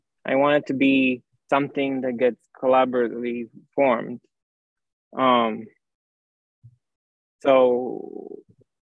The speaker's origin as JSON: {"language": "English", "country": "Romania", "tie": "born or raised there", "also_born_or_lived": "France / Paris", "moved": "yes", "said": "I grew up in Romania, and then I moved to France and I studied physics"}